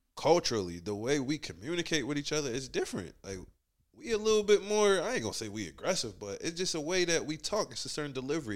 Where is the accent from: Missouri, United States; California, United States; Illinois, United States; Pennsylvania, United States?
Pennsylvania, United States; Philadelphia; moved away as an adult; now in Atlanta, United States; growing up in Philly, I think I was in elementary school